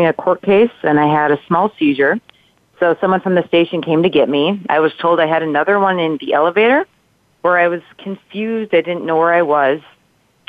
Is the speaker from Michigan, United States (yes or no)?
no; Minnesota, United States; moved away; I'm from Minnesota